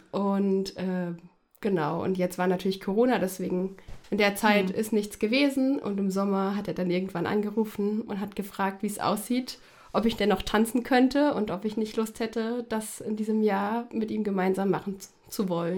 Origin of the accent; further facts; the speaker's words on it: Fulda, Hesse, Germany; also born or lived in Frankfurt; bin aufgewachsen in Fulda, noch besser am Petersberg